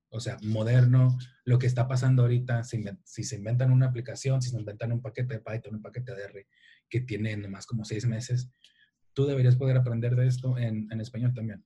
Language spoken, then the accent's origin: Spanish; Tijuana, Baja California, Mexico; soy de Tijuana, soy mexicano, soy de Tijuana